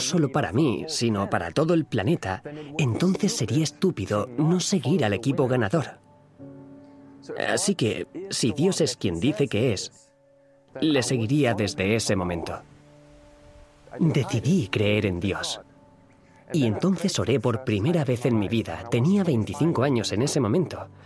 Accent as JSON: {"language": "Spanish", "region": "East Germany", "country": "Germany", "tie": "born or raised there", "also_born_or_lived": "Bogenhofen, Austria", "moved": "as an adult", "lives_now": "Austria", "said": "Nací en Alemania del Este, en una familia atea, en un entorno social casi completamente secular"}